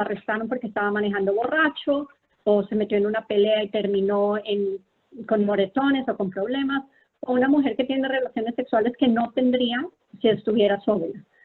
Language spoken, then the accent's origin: Spanish; Colombia; moved away as an adult; also born or lived in Philadelphia, United States / Texas, United States / Bethesda, United States; now in United States; yo soy una médica colombiana